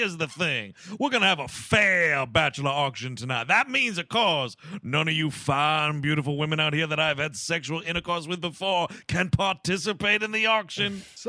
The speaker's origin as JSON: {"language": "English", "town": "Boston", "region": "Massachusetts", "country": "United States", "tie": "born or raised there", "said": "Yeah, I grew up in Boston."}